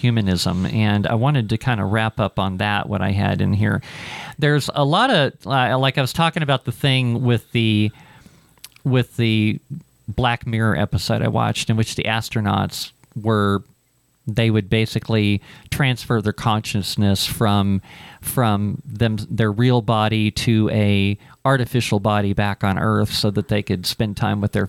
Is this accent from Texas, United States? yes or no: no; Ohio, United States; moved away; I'm from Ohio